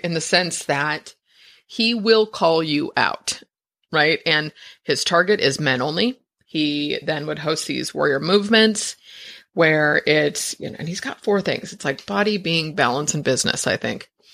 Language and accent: English; San Francisco, California, United States; I, I was born in San Francisco. My parents are, I'm like a fifth generation